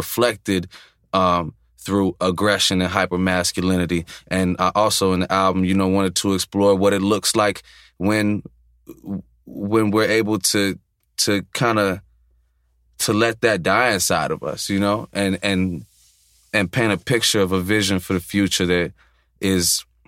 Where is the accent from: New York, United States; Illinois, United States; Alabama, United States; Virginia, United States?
Illinois, United States; Chicago; growing up in Chicago, for me specifically, was at times kind of like a dual existence